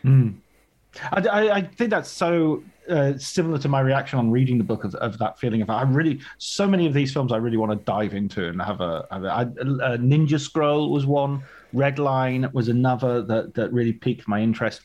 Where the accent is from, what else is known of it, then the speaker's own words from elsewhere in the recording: Barrow-in-Furness, North West England, United Kingdom; also born or lived in Ulverston; I grew up in Barren Furness near, in the countryside near there. I was born in Ulverston